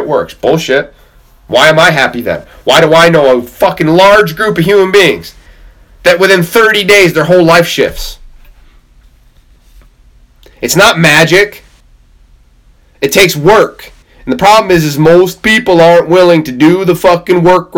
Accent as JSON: {"language": "English", "area": "Camrose", "region": "New York", "country": "United States", "said": "I'm from Camrose in New York."}